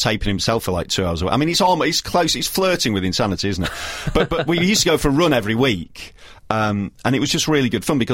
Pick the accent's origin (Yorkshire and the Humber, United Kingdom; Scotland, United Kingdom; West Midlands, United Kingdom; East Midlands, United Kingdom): Yorkshire and the Humber, United Kingdom; I'm from Yorkshire.